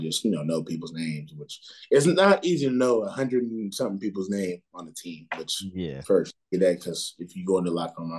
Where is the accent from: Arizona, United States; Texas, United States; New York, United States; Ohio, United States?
Ohio, United States; moved away as an adult; also born or lived in North Carolina; I grew up in Ohio